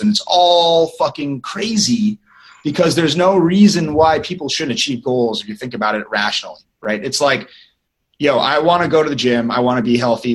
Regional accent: Northern California, United States; I'm from North, Northern California, so we say hello

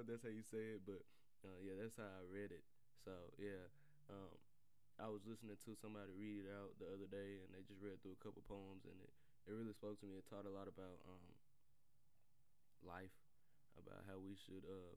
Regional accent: the South, United States; I'm from the South too

